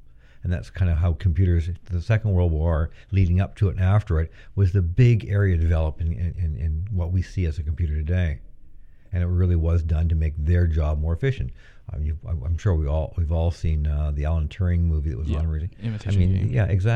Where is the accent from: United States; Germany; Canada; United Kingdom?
Canada; Fredericton, New Brunswick; moved away as an adult; also born or lived in Waterloo, Ontario; now in Peterborough, Canada; I come from Fredericton, New Brunswick, which is a university town.